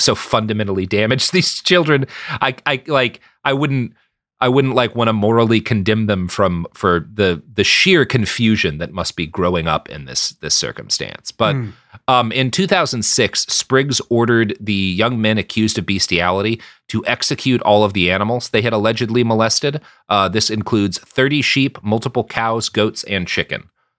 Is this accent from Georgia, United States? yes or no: no; Texas, United States; I come from Texas. I grew up on a cow farm.